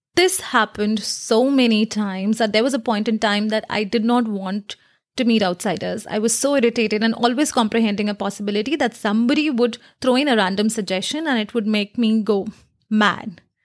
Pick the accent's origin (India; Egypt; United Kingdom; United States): India; I come from India